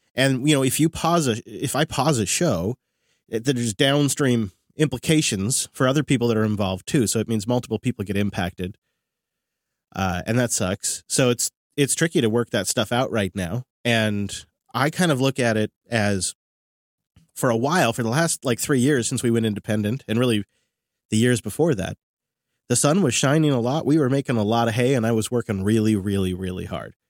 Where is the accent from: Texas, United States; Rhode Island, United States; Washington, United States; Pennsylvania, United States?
Washington, United States; Seattle; right here in my hometown at the Seattle Convention Center